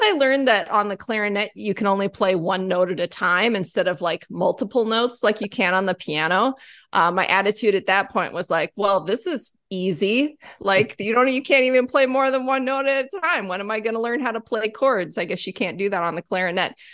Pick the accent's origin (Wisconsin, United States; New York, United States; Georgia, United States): Wisconsin, United States; Whitewater; I grew up in Whitewater, Wisconsin